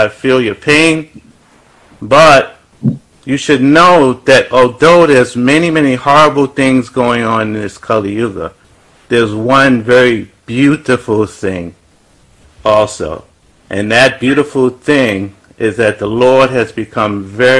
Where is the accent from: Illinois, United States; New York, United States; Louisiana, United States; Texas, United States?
New York, United States; New York City; when I was growing up in Brooklyn, New York, Bedford-Stuyvesant, what I would call the ghetto